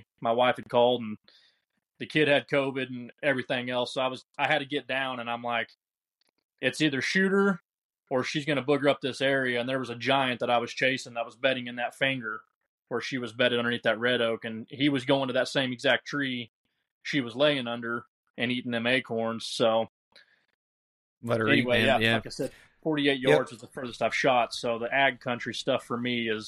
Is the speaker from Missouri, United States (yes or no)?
yes; Southwest Missouri, United States; I grew up in Southwest Missouri